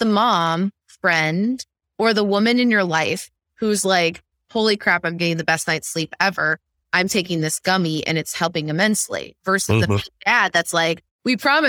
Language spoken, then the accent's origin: English; Midwest, United States; So I grew up in the Midwest where MLMs are a thing.